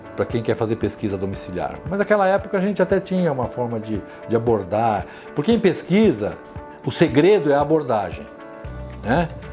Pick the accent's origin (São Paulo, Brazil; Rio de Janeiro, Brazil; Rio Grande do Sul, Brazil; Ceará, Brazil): São Paulo, Brazil; Eu sou paulistano da Gema, nasci num dos bairros mais antigos de São Paulo, que é a freguesia do Ó.